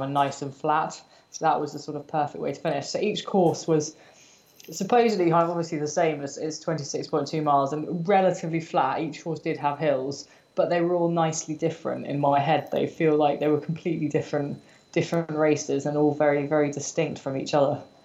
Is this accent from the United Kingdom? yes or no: yes; United Kingdom; I am British, I am a runner